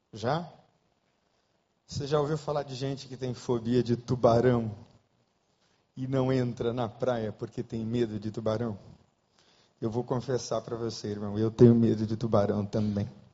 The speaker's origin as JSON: {"language": "Portuguese", "country": "Brazil", "also_born_or_lived": "Rio de Janeiro", "said": "nós brasileiros"}